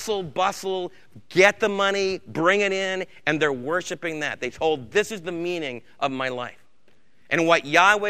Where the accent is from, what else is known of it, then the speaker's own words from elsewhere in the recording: New York, United States; moved away; where I was raised back in New York State